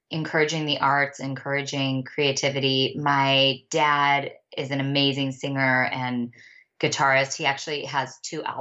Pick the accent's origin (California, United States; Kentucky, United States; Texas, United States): California, United States; Bakersfield; we moved around a lot when we were little, little, but we landed in Bakersfield.